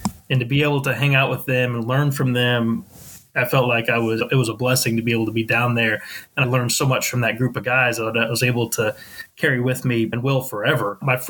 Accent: Sedalia, Missouri, United States; moved away as an adult; also born or lived in Columbia, Missouri / Knoxville, Tennessee; now in St. Louis, United States; I was born and raised in Sedalia, Missouri.

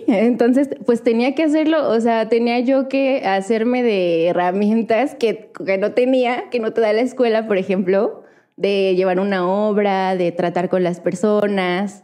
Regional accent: Actopan, Hidalgo, Mexico; yo soy de, de Hidalgo, ¿no? Y, es de Actopan, Hidalgo

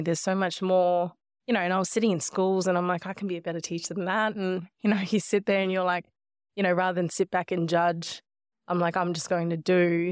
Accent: Nhulunbuy, Northern Territory, Australia; also born or lived in Melbourne, Australia; now in Gold Coast, Australia; growing up in Nullumbuy, though, have always felt like that lands my home

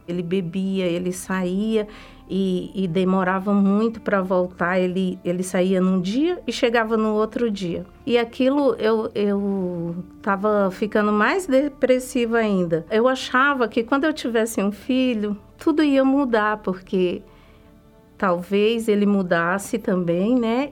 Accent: Ceará, Brazil; moved away; eu vim do estado do Ceará. Eu cresci lá

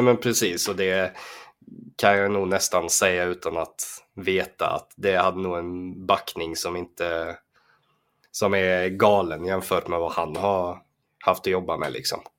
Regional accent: Falkenberg, Halland County, Sweden; när jag var liten och bodde i Falkenberg

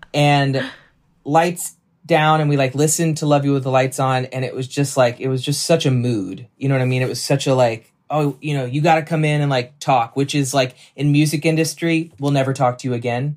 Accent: Nashville, Tennessee, United States; moved away; also born or lived in New York; I grew up in Nashville

